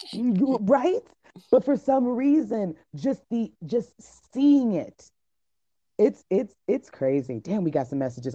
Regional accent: Miami, Florida, United States; I'm from Miami

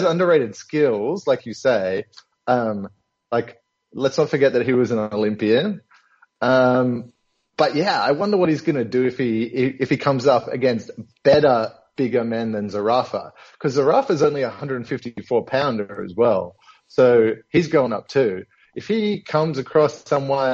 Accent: Australia; our condition as Australian boxing fans

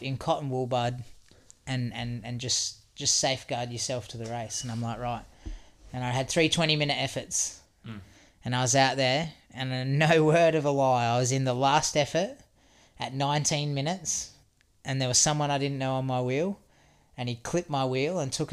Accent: Australia; I'm Aussie

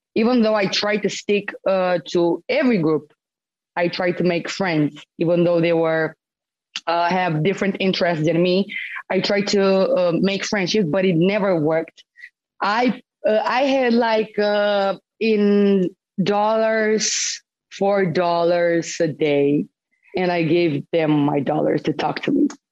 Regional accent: Romania; born or raised there; moved away

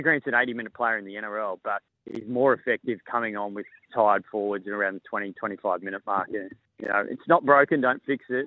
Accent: Queensland, Australia; as a Queenslander

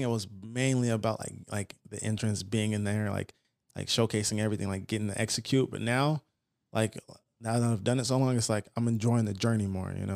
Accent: Fontana, California, United States; also born or lived in Los Angeles / San Bernardino; I grew up in Fontana for the most part

